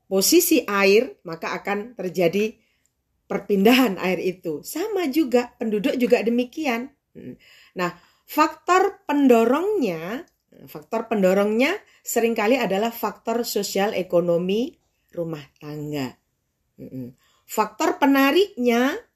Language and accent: Indonesian; Tulungagung, East Java, Indonesia; Jadi di Tulungagung di kota saya, waktu itu tempat saya penelitian